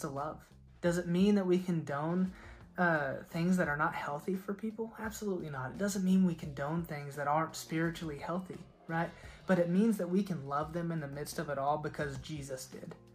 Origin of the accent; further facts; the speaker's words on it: Oklahoma, United States; I was from Oklahoma